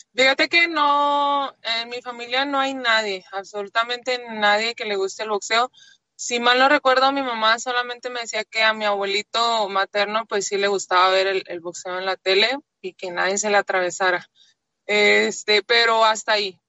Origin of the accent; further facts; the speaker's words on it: Monterrey, Nuevo León, Mexico; nací en Monterrey, nací en Monterrey